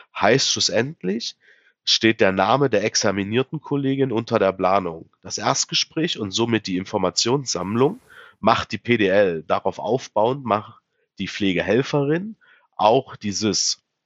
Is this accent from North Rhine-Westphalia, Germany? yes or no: no; Saxony-Anhalt, Germany; bei uns in Sachsen-Anhalt